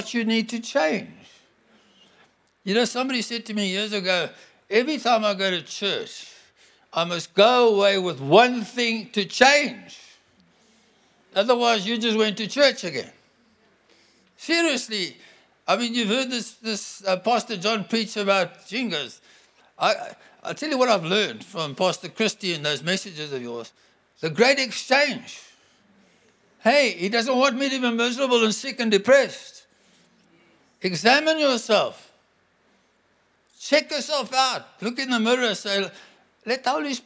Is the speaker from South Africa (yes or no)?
yes; South Africa; I'm a South African.